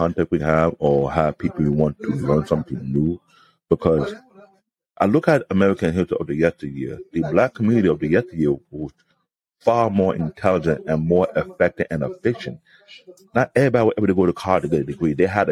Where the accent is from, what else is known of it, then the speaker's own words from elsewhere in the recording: Canada; I'm a Canadian-born Nigerian